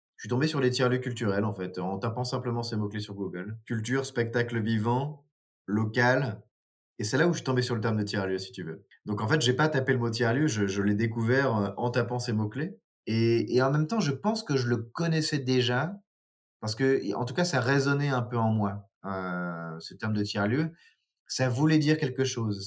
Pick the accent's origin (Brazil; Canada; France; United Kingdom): France; Nord, Hauts-de-France; moved away as an adult; now in Dijon, France; je suis originaire du Nord, mais j'habite à, à Dijon depuis 15 ans maintenant